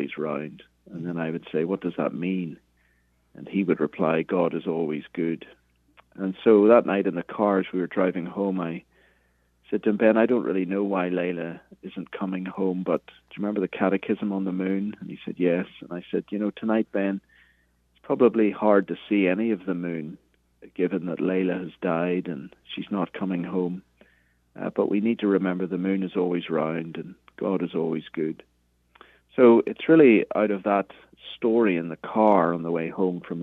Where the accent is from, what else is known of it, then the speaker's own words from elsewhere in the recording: Belfast, Northern Ireland, United Kingdom; moved away as an adult; also born or lived in Cambridge, England; now in United States; I'm from Belfast, Northern Ireland, originally, as you can hear from the accent.